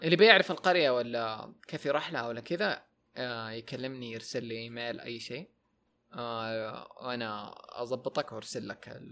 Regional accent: Taif, Makkah Province, Saudi Arabia; moved away; also born or lived in Jeddah; انا ومحباتي من الطائف م. تركنا الطائف ورحنا جده فتره

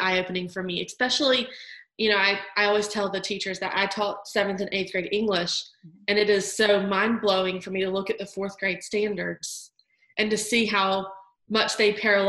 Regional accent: Georgia, United States; accent: Southern twang; I am from the South in Georgia. You will notice my little Southern twang. I try to hide it, but it sneaks out.

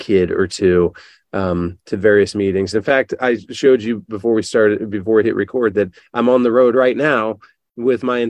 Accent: Northwest Ohio, United States; I live from a small hometown in Northwest Ohio

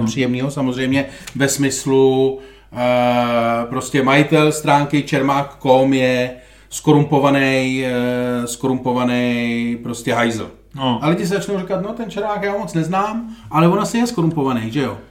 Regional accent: Czechia; jako Češi

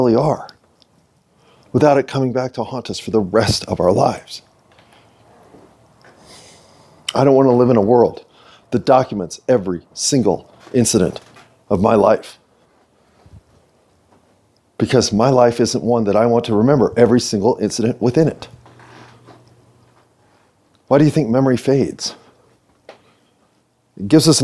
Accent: United States; I'm American

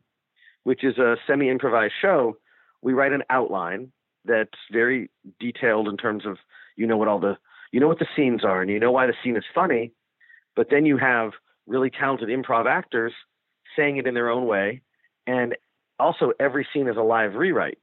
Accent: Ohio, United States; moved away as an adult; I'm from Ohio

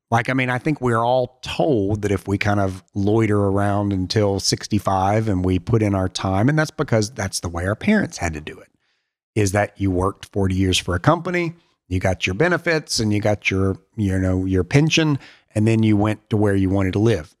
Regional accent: Alabama, United States; moved away; my parents are still in Alabama and is an amazing place to grow up

